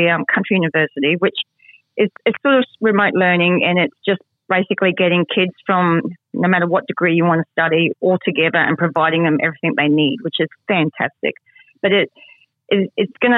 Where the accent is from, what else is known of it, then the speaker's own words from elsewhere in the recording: Mount Isa, Queensland, Australia; also born or lived in England; And in Mount Isa, I grew up here. I was an immigrant from England, and my family came here.